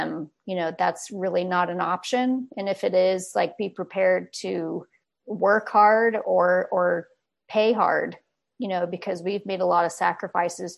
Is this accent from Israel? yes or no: no; California, United States; I grew up in California, basically from a young kid